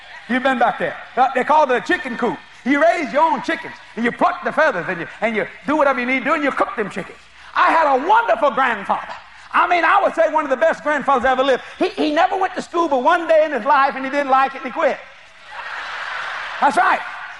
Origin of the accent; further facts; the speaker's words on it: Louisiana, United States; You know, I come from South Louisiana. We were very, very poor people.